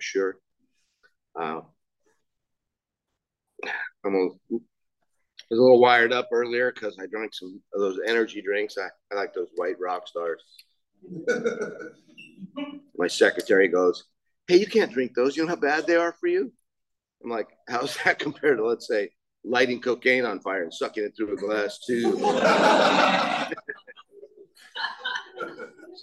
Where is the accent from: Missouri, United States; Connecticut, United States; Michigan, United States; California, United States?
California, United States; Laguna Niguel; I grew up right here in Laguna Niguel.